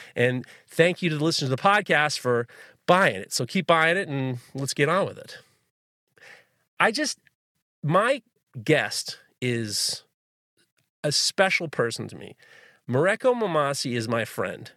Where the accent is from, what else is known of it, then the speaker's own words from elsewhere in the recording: New York City, New York, United States; I grew up in New York City